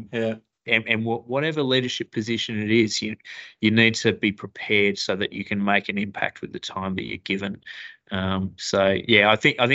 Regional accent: Broome, Western Australia, Australia; I grew up in Broome in the Kimberleys, went to Cable Primary School, beautiful part of the world

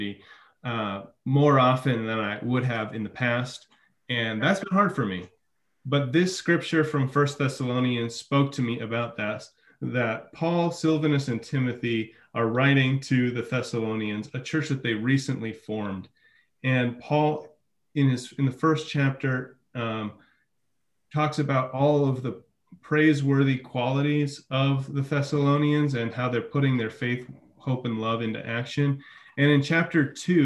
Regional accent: Midwest, United States; moved away; I'm from the Midwest

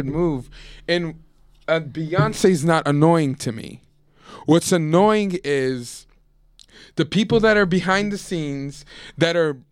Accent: New Orleans, Louisiana, United States; also born or lived in San Francisco / Palestine; New Orleans is all I know as home

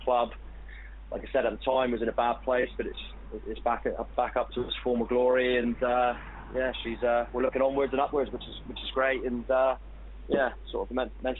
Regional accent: Falmouth, South West England, United Kingdom; my hometown club, Falmouth

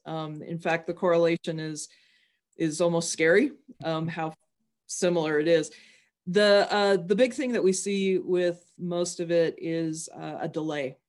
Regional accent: Wyoming, United States; I'm from Wyoming

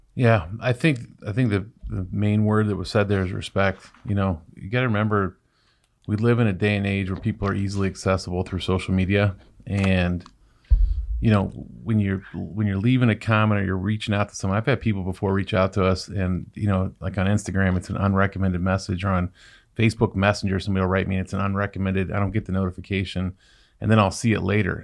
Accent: Ohio, United States; I'm from Ohio.

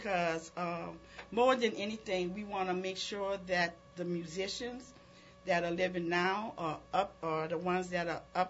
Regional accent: New Orleans, Louisiana, United States; someone who was raised in the Treme community

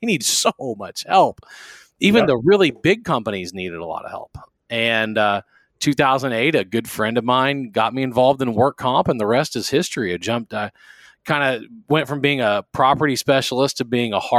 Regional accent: Baton Rouge, Louisiana, United States; moved away as an adult; also born or lived in College Station, Texas; I am from South Louisiana, Baton Rouge

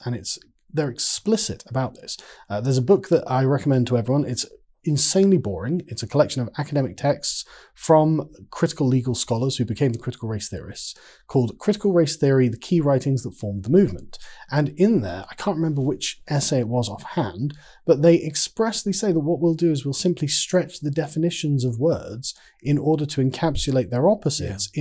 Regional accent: England, United Kingdom; I'm an Englishman

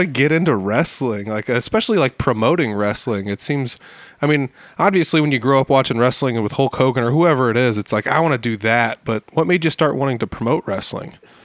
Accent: near Algona, Iowa, United States; it's only 20, 30 minute car ride for me uh, from my hometown

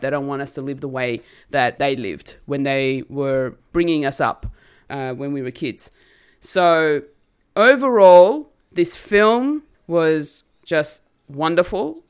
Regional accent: Australia; I'm an Australian-born Turkish girl.

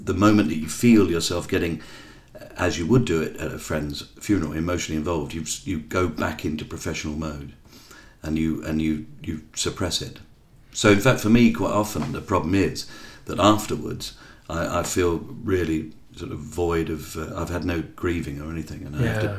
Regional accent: London, United Kingdom; I was brought up in Bermondsey in London

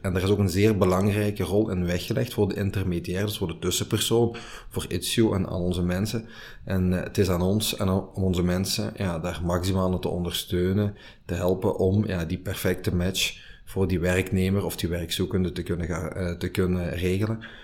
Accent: Limburg, Flanders, Belgium; wij als Limburgers onze roots niet moeten verloochenen

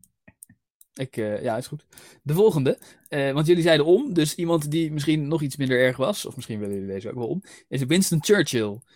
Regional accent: Netherlands; accent: Dutch; mijn Nederlandse accent

